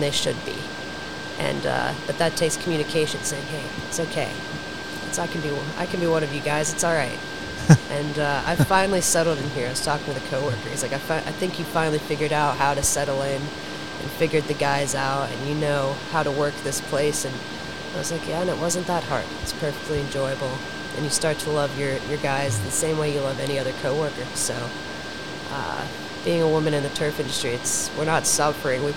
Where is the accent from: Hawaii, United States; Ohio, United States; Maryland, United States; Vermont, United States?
Ohio, United States; Eastern; also born or lived in West Virginia; now in Charlotte, United States; I'm from that area to begin with, Eastern Ohio, about an hour west of Pittsburgh, Pennsylvania